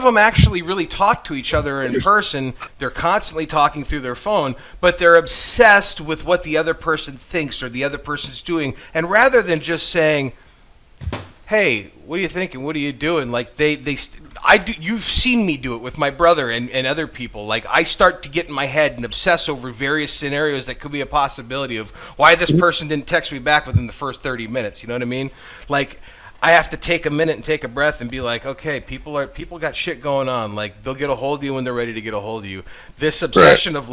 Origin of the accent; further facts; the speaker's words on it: Kingsford, Michigan, United States; also born or lived in Crystal Falls, Michigan; I moved from Crystal Falls to Kingsford, Michigan